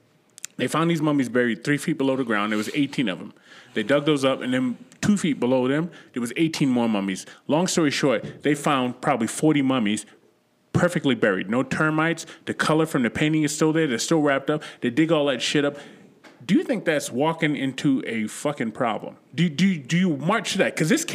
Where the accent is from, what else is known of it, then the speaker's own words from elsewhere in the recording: Boston, Massachusetts, United States; I'm from Boston